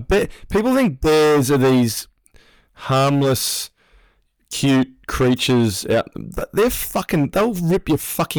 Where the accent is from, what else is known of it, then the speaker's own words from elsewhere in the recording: Australia; now in New Zealand; I'm an Australian, although I am a permanent resident here.